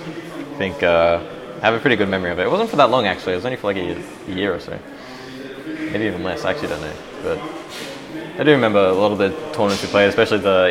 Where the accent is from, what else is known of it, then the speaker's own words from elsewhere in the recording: Brisbane, Queensland, Australia; moved away as an adult; now in Germany; I'm from Brisbane, but I mean, it's like an hour away